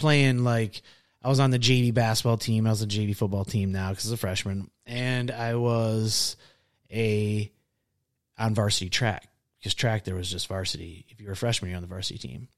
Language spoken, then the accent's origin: English; Pickford, Michigan, United States; also born or lived in Harrison, Michigan; I grew up in, uh, Harrison, Michigan until I was in, oh gosh, would have been like fourth or fifth grade. And then I moved up to this little town in the U P called Pickford.